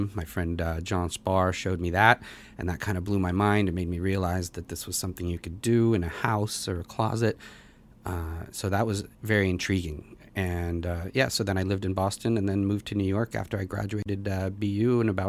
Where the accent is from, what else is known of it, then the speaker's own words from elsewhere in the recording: Russia; born there; I was born in Russia